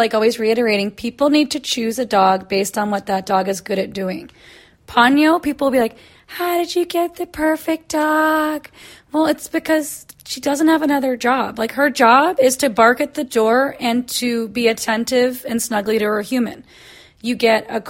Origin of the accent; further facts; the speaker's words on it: Kansas, United States; I am from Kansas